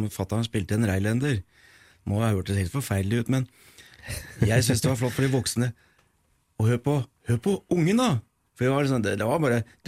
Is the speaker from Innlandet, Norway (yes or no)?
yes; Nord-Odal, Innlandet, Norway; also born or lived in Eidsvoll / Mogreina; Jeg er født i Nord-Odalen, hjemme hos bestemor